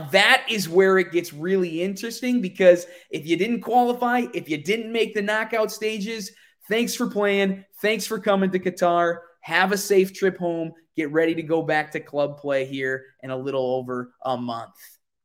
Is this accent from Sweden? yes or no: no; Wisconsin, United States; Now, I'm from Central Wisconsin, so Central time zone here.